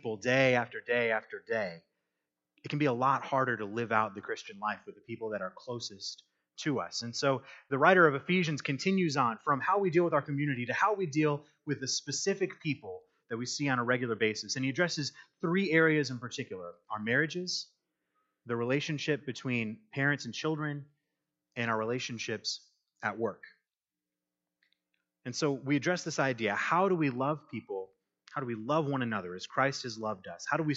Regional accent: Michigan, United States; moved away as an adult; also born or lived in Kansas / Texas; I'm from Michigan

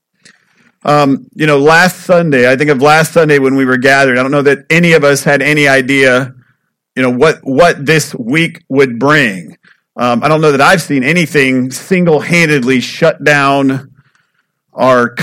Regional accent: United States; I'm from Polk County

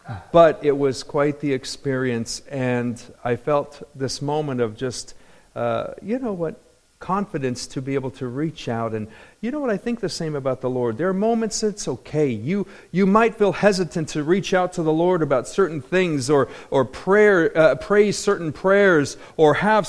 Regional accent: Anaheim, California, United States; I grew up in Anaheim. Nobody gets in that club.

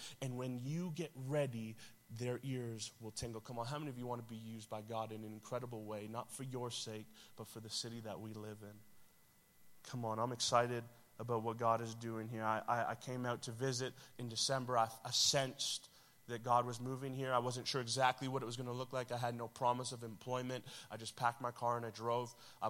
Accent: Toronto, Ontario, Canada; It's not far. I'm from Toronto, so, right? Like, what is happening up there that is making everything about our city and system change?

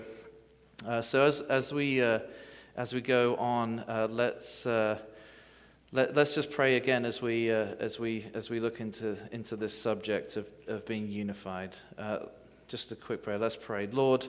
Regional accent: England, United Kingdom; You may not be able to understand my accent, but you can hear me, right? Okay. And well, good morning and happy 4th of July. I know that sounds kind of ironic coming from an Englishman

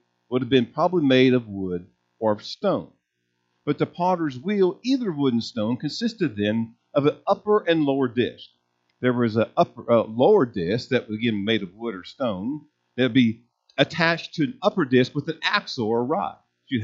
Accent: United States; us being American Christians

